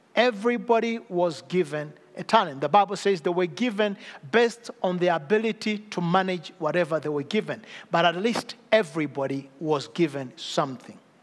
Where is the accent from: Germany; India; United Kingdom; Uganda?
Uganda; I come from Uganda, I come from Africa